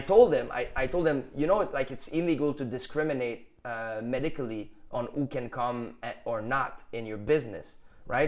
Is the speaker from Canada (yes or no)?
yes; Canada; accent: Canadian general; English is a second language; I have a little bit more Canadian general accent